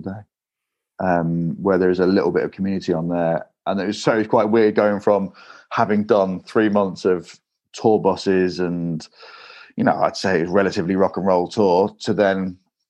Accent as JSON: {"language": "English", "town": "Grimsby", "region": "Yorkshire and the Humber", "country": "United Kingdom", "tie": "born or raised there", "moved": "as an adult", "lives_now": "London, United Kingdom", "said": "growing up in Grimsby"}